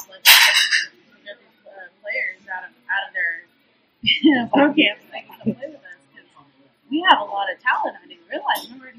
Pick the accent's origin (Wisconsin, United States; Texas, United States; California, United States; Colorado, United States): Texas, United States; Plano; also born or lived in Corpus Christi, Texas / Dallas, Texas / Rio Grande Valley, Texas; now in Houston, United States; Yeah, I grew up in Plano. Oh, Corpus Christi, 10 years Plano, 10 years Dallas.